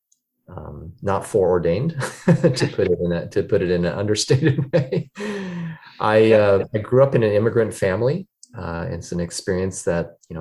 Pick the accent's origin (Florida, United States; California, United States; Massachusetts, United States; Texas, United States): California, United States; Sacramento; Sacramento, which is my hometown